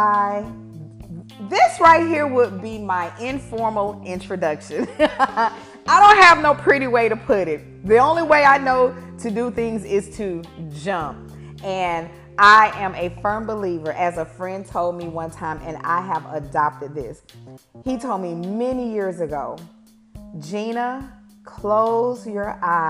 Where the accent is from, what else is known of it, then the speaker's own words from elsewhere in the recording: Alabama, United States; I grew up in Alabama